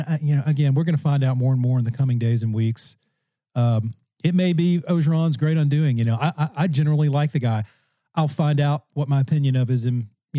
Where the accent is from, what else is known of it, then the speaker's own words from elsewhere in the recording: Louisiana, United States; I'm from Louisiana.